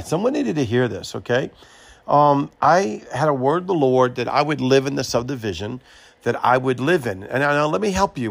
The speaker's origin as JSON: {"language": "English", "region": "Louisiana", "country": "United States", "also_born_or_lived": "Mobile, Alabama", "moved": "as an adult", "said": "I am from Louisiana"}